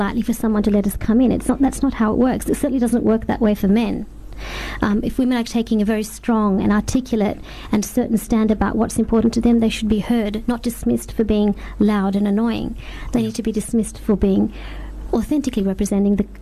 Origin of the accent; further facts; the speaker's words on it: Australia; my experience as an Australian Muslim woman